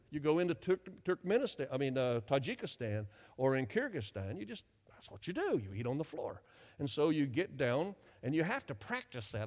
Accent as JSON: {"language": "English", "region": "North Carolina", "country": "United States", "tie": "born or raised there", "also_born_or_lived": "Europe", "moved": "as an adult", "said": "I grew up in North Carolina. I'm a Southerner"}